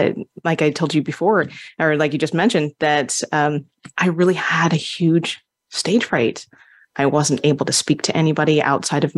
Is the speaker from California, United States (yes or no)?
no; Las Vegas, Nevada, United States; also born or lived in Hawaii; I was born in Hawaii. I'm a native Hawaiian. And my father got an opportunity when I was 4 years old to come to Las Vegas